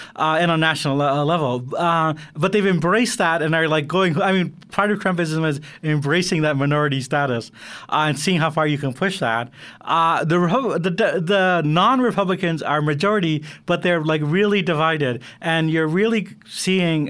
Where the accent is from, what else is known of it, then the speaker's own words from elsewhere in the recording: Canada; I'm Canadian